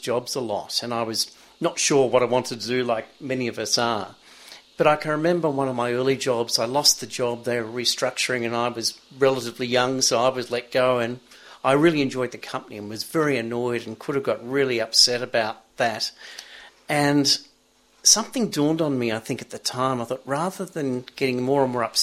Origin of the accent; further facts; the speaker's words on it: Melbourne, Victoria, Australia; now in Sydney, Australia; I grew up in Melbourne near a beach and was in nippers as a kid even in Melbourne